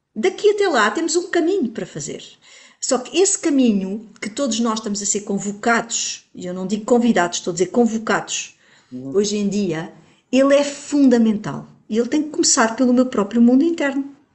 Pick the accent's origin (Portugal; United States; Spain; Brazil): Portugal; Como portuguesa que sou